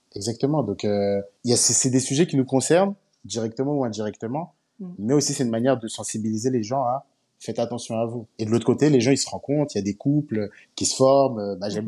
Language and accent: French; Paris suburbs, Île-de-France, France; moved away as an adult; also born or lived in China; now in Abidjan, Côte d'Ivoire; j'ai grandi en banlieue parisienne.